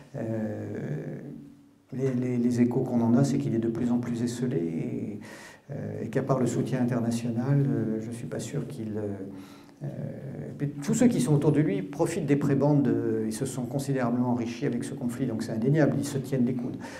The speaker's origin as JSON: {"language": "French", "region": "Brittany", "country": "France", "also_born_or_lived": "Paris", "said": "en tant que breton qui suis euh, ni ukrainien ni russe"}